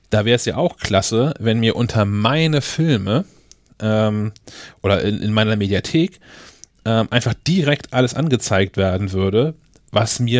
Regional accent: Kiel, Schleswig-Holstein, Germany; Kiel ist schon ein Film einfach eine Scheißstadt, aber es ist meine Stadt.

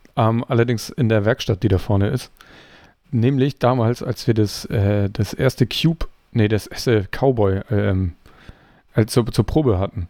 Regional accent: Kiel, Schleswig-Holstein, Germany; ich stamme ja auch aus Kiel

